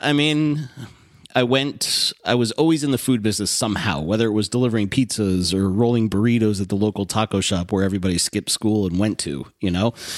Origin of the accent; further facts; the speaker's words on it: Westport, Connecticut, United States; also born or lived in Southport, Connecticut; Westport, Connecticut, born and raised